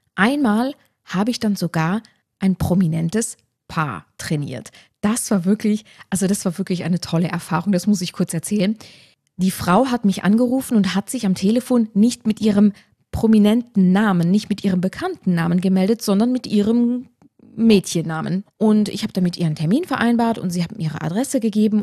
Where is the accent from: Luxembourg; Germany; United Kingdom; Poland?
Luxembourg; moved away; also born or lived in Tyrol, Austria; in meine Heimat nach Luxemburg zu ziehen